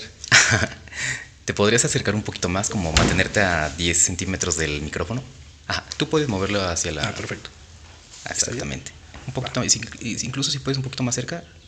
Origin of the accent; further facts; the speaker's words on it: State of Mexico, Mexico; como mexiquenses, como parte del Estado de México, nosotros interpretemos de cierta forma la política